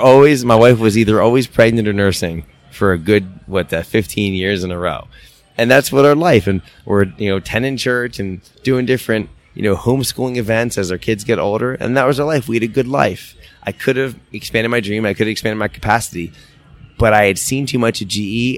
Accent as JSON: {"language": "English", "town": "Philadelphia", "region": "Pennsylvania", "country": "United States", "tie": "born or raised there", "moved": "as an adult", "lives_now": "upstate New York, United States", "said": "we've always wanted to go back to our hometown. We're from Philadelphia, the suburbs of Philadelphia. We're living in upstate New York"}